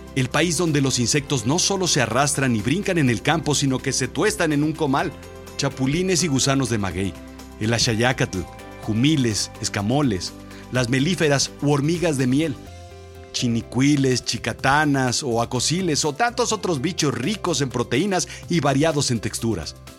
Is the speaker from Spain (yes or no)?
no; Mexico; somos todos los mexicanos que vivimos y hacemos grande este país